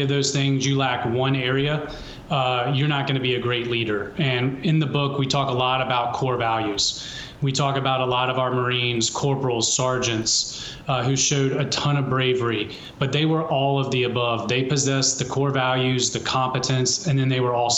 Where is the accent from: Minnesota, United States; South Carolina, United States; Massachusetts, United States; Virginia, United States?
South Carolina, United States; my home state of South Carolina